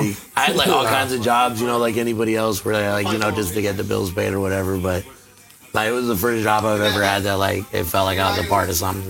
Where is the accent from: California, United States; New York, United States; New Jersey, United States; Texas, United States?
Texas, United States; College Station; I'm from College Station, Texas, and I run a bar on Northgate called The Spot.